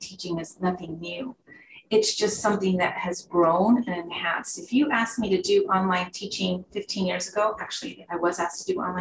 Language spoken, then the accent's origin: English; Santa Fe, New Mexico, United States; I grew up in Santa Fe, New Mexico